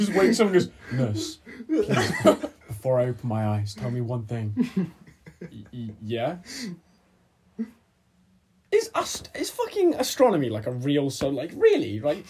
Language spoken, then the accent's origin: English; Wales, United Kingdom; I just said I'm from South Wales.